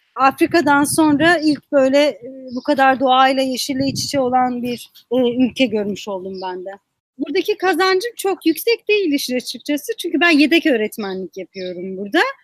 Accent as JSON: {"language": "Turkish", "town": "Muş", "region": "Muş Province", "country": "Turkey", "moved": "as an adult", "lives_now": "Washington, D.C., United States", "said": "Bir okulun içinde bulunan kütüphane benim şehrimde yoktu."}